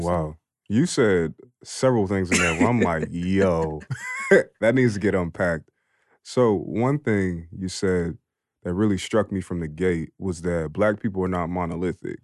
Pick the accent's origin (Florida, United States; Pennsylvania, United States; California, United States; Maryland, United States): Pennsylvania, United States; Philadelphia; I'm from Philly